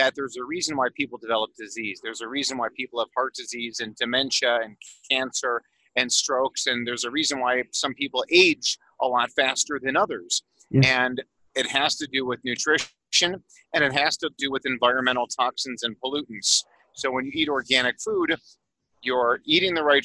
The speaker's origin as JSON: {"language": "English", "town": "Chicago", "region": "Illinois", "country": "United States", "also_born_or_lived": "Phoenix, Arizona", "moved": "yes", "lives_now": "Colorado, United States", "said": "I'm originally from Chicago and then moved to Phoenix, Arizona"}